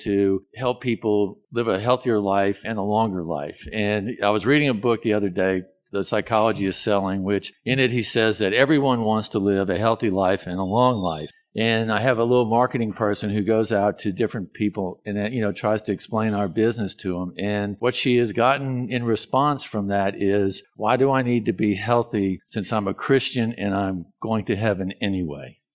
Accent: New Orleans, Louisiana, United States; now in Shreveport, United States; I'm originally from New Orleans, which is not part of Louisiana, even though a lot of people think it is

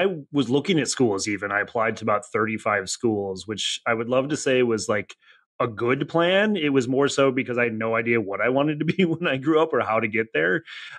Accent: Janesville, Wisconsin, United States; moved away as an adult; also born or lived in Cincinnati area; now in Cincinnati, United States; Came here for school, but actually grew up in Janesville, Wisconsin, a relatively small town. For me, it was actually cornfields all the way around me. I grew up in more of the suburban part

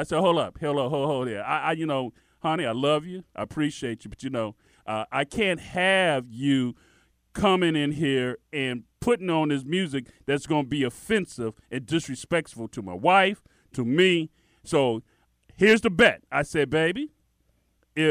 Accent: Miami, Florida, United States; growing up in Miami

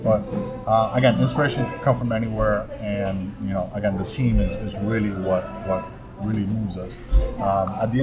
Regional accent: Miami, Florida, United States; moved away as an adult; now in Orlando, United States; we're from Miami

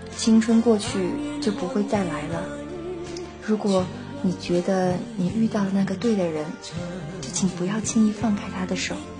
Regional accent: northern China, China; 从小是在北方长大

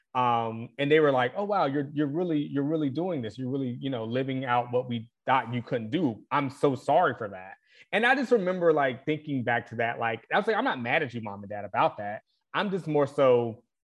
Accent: the South, United States; I grew up in the South

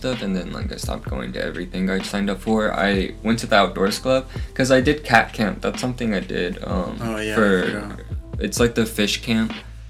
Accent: Houston, Texas, United States; Oh, I'm from Houston. Clear Lake specifically. I went to Deer Park High School.

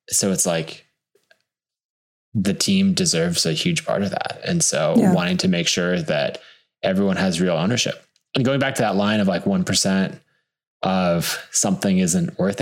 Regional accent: Boise, Idaho, United States; I was born and raised in Boise and still live there today.

